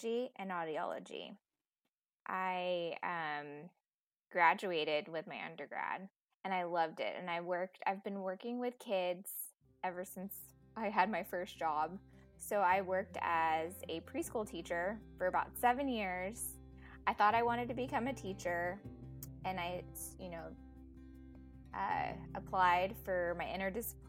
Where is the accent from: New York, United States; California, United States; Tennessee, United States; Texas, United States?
Texas, United States; Dallas; also born or lived in Philippines; I pretty much grew up in Dallas since I was 5. So I'm from Dallas, Texas